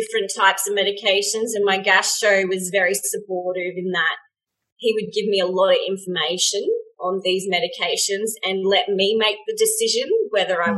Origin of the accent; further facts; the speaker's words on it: Australia; in Australia, we have rugby union and rugby league